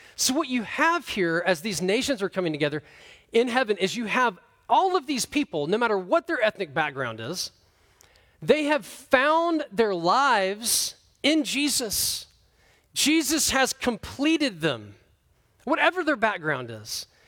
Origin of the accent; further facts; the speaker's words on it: United States; I'm from America